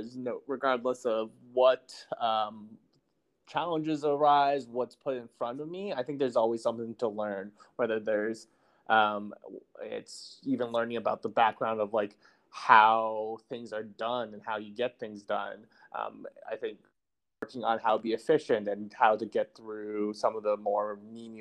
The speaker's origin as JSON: {"language": "English", "region": "Massachusetts", "country": "United States", "tie": "born or raised there", "also_born_or_lived": "Tianjin, China / Cleveland, Ohio", "moved": "yes", "lives_now": "St. Louis, United States", "said": "I was born there, but I moved to America when I was three and lived and grew up in Massachusetts"}